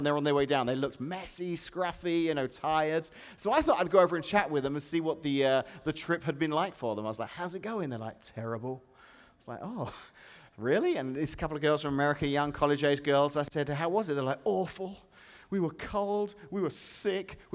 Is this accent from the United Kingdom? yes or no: yes; England, United Kingdom; now in Washington, United States; where I come from, they're Whoppers